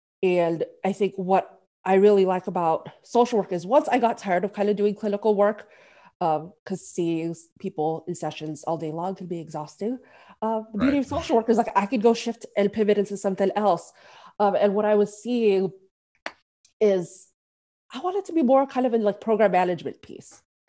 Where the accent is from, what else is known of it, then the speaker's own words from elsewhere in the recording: Philippines; So I'm Filipino. I haven't seen a lot of people who look like me in the field. And therapy is taboo in my community.